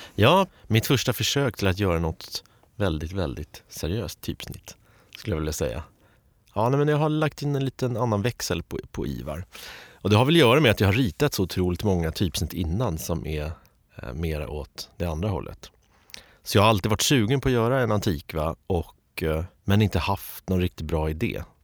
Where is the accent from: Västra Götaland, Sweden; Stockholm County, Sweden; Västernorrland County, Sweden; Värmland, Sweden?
Stockholm County, Sweden; Stockholm; jag är uppvuxen i Östberga